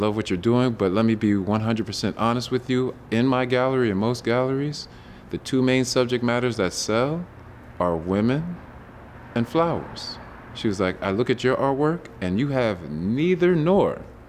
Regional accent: Virginia, United States; I was born and raised in Northern Virginia. I have been an artist ever since I was small, grew up in a military family, so got to travel a lot when I was young.

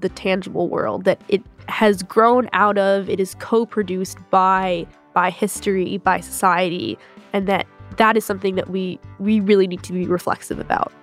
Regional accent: Greenfield, Massachusetts, United States; My hometown is pretty nice, Greenfield, Mass.

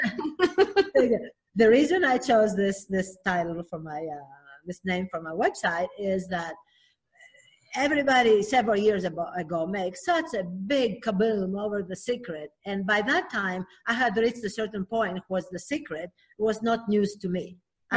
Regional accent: Athens, Attica, Greece; moved away; I'm originally from Athens, Greece

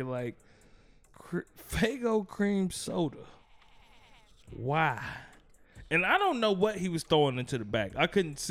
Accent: Gary, Indiana, United States; I'm from Gary

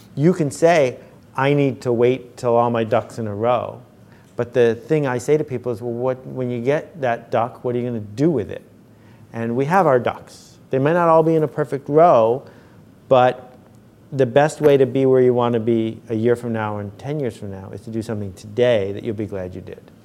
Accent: Buffalo, New York, United States; I grew up in Buffalo where there are bowling leagues

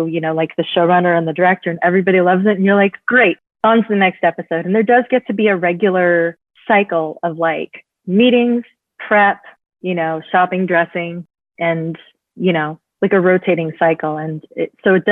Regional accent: Bay Area, California, United States; I'm from the Bay Area

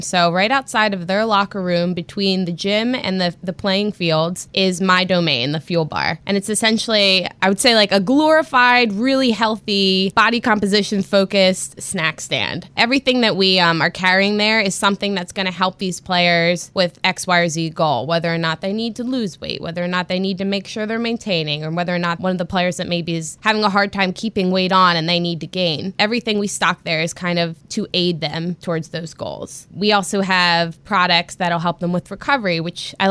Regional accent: Philadelphia, Pennsylvania, United States; growing up in the Philadelphia area

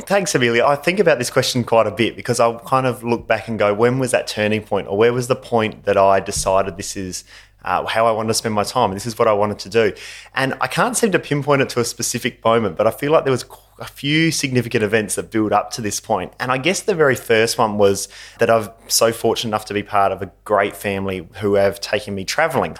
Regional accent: Gawler, South Australia, Australia; I'm from Gawler

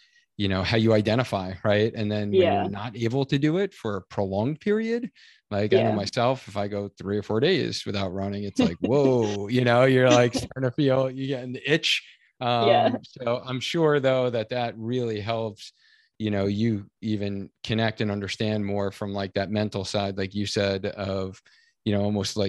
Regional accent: Long Island, New York, United States; we grew up in Long Island, New York

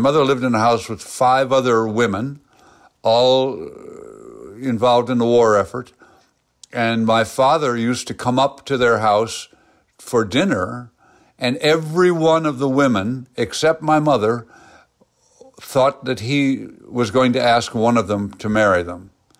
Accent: Findlay, Ohio, United States; I was born in Findlay, Ohio, which is the home of Tasty Taters and where Ben Roethlisberger grew up and lived.

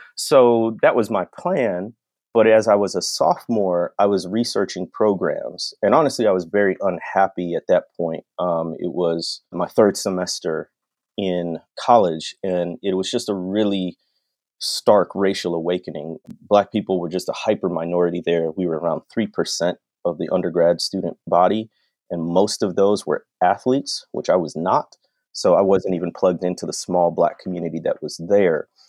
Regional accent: North Shore of Illinois, United States; moved away as an adult; also born or lived in Arkansas / Mississippi; growing up on the North Shore of Illinois

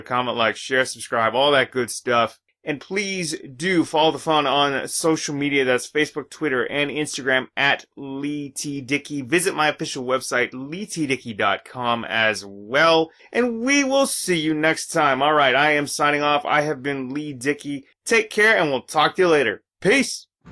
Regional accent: Canada; I'm Canadian

